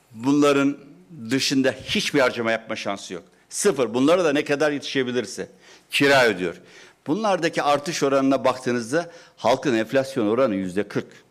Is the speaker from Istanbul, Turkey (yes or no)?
yes; Istanbul, Turkey; ben doğma büyüme Fatihliyim